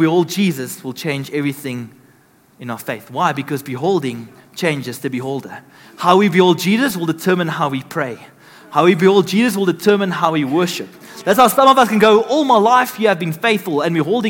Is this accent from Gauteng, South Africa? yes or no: yes; Benoni, Gauteng, South Africa; I'm from Benoni